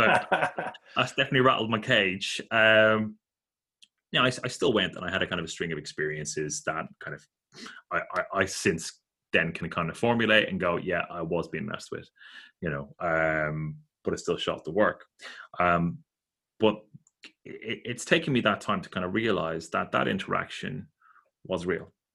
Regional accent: Ireland; growing up in Catholic Ireland

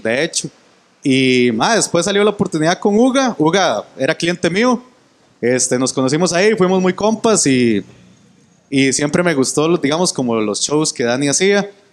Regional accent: San Juan Norte, Corralillo, Cartago, Costa Rica; soy de San Juan Norte, Corralillo, Cartago

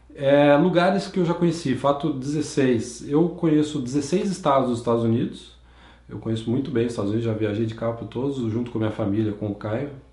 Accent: Campinas, São Paulo, Brazil; also born or lived in São João da Boa Vista; eu nasci em São João da Boa Vista, no interior de São Paulo, mas eu sempre cresci em Campinas

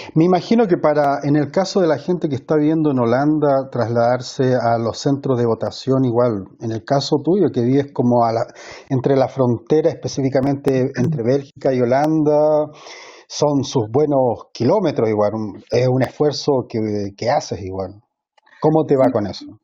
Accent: Viña del Mar, Valparaíso, Chile; moved away; yo me crié en Valparaíso, en Viña del Mar

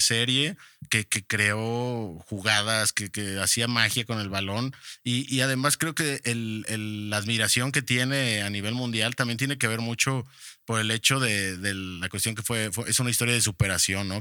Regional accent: Mexico

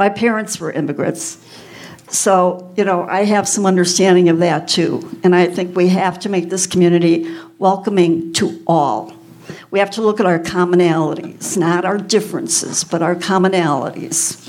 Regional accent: Chicago, Illinois, United States; moved away; I was raised in Chicago

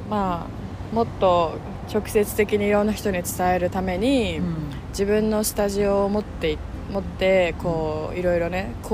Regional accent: Kobe, Hyogo, Japan; born there; 生まれたの神戸そうだよねうん、まあ、神戸、ね、兵庫兵庫県です

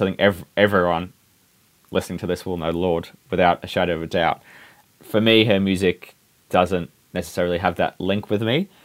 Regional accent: England, United Kingdom; now in New Zealand; growing up in England

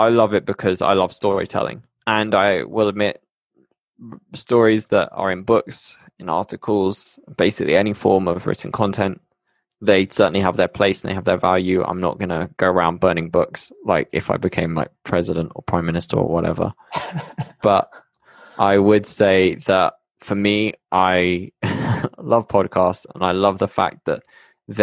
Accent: Bristol, South West England, United Kingdom; moved away as an adult; now in Medellin, Colombia; I'm from the UK. Yeah, as you can tell, I'm from Bristol

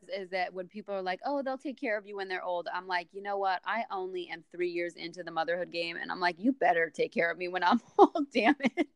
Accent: New Jersey, United States; moved away as an adult; now in Florida, United States; You guys are up in in Jersey, my homeland, my home state

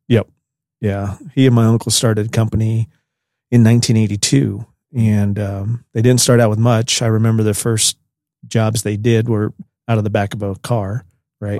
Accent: Pierce, Colorado, United States; I was born in Pierce, Colorado, which is about twenty miles north of here

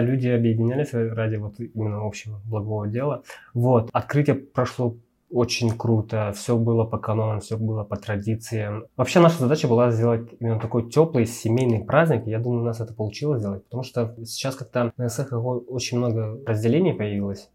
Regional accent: Sakha Republic, Russia; moved away as an adult; now in Almaty, Kazakhstan; я не казах, я сахар

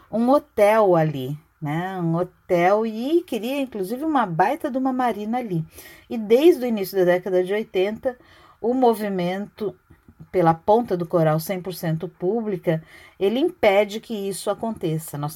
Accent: Santos, São Paulo, Brazil; moved away as an adult; now in Florianópolis, Brazil; Eu vim de Santos para fazer faculdade de arquitetura aqui na UFSC no início da década de 80

